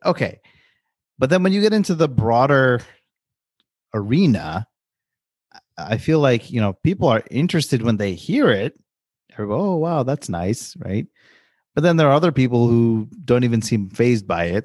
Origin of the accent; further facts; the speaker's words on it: New York, United States; I grew up in New York